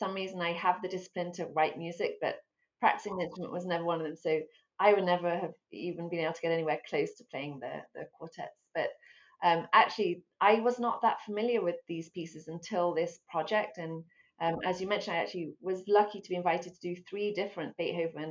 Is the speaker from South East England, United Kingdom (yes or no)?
yes; Abingdon, South East England, United Kingdom; moved away as an adult; also born or lived in London; now in United States; I was born in London. I grew up in Abingdon near Oxford, but I've been in the States for almost 20 years now.